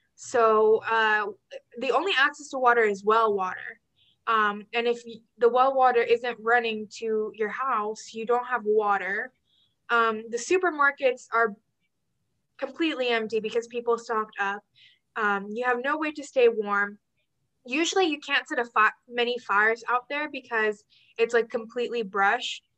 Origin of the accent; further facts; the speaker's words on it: Texas, United States; As a Texan